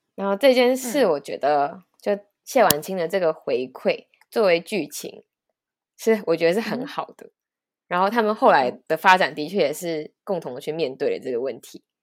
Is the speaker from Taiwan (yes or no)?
yes; Taiwan; 身为一个台湾人